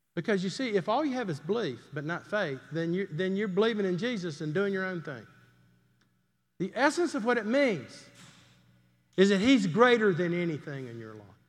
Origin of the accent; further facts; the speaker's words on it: Greenville, South Carolina, United States; moved away; I grew up in Greenville, South Carolina